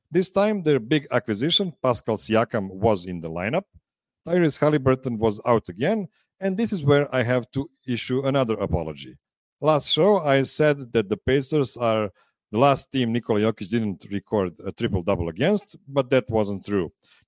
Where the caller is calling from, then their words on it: Pančevo, Vojvodina, Serbia; I'm calling from Studio P in Pančevo, Serbia.